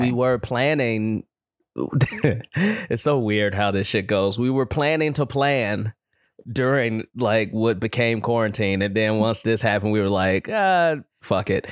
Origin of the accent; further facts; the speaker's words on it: Chicago, Illinois, United States; now in Los Angeles, United States; we're from Chicago